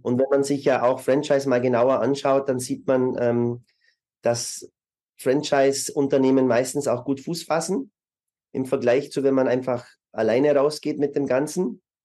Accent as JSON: {"language": "German", "country": "Germany", "also_born_or_lived": "Munich", "moved": "as an adult", "lives_now": "Vienna, Austria", "said": "Ich bin ursprünglich Deutscher"}